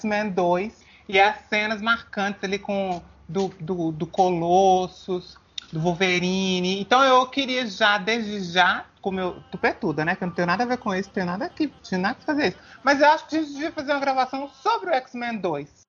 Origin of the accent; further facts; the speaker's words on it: Belo Horizonte, Minas Gerais, Brazil; Mas é porque eu sou de Belo Horizonte